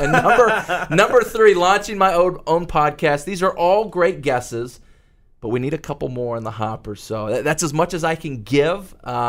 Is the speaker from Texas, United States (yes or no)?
yes; Dallas-Fort Worth metroplex, Texas, United States; I grew up in the Dallas-Fort Worth metroplex